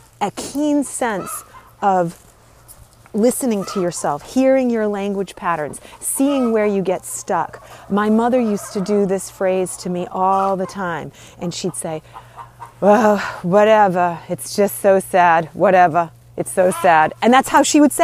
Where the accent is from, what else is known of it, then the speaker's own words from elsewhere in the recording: Northeast, United States; I grew up in the Northeast